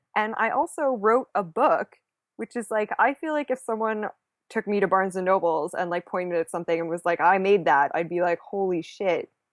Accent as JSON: {"language": "English", "country": "Canada", "said": "I am Canadian"}